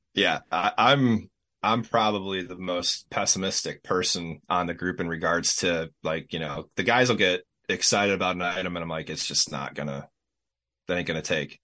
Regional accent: Racine County, Wisconsin, United States; I'm in uh, Racine County in southeast Wisconsin

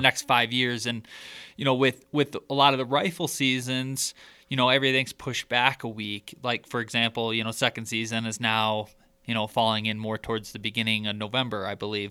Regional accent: Michigan, United States; growing up in Michigan, the the neighboring county to where I grew up

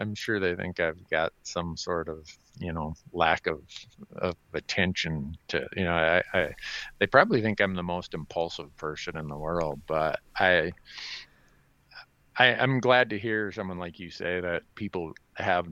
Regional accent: Big Falls, Minnesota, United States; moved away as an adult; now in Bozeman, United States; growing up in Big Falls, Minnesota, like I was

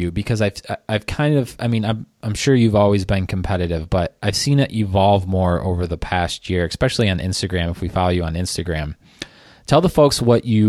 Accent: Michigan, United States; I'm from Michigan

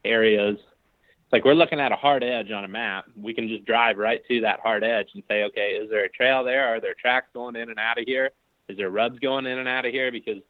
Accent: Ohio, United States; my home state of Ohio

